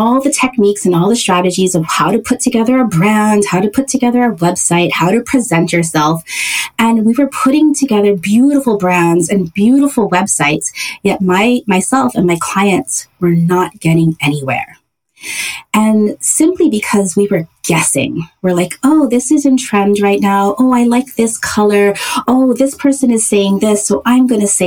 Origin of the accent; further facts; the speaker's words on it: Hawaii, United States; moved away as an adult; also born or lived in San Francisco; I was born and raised in Hawaii.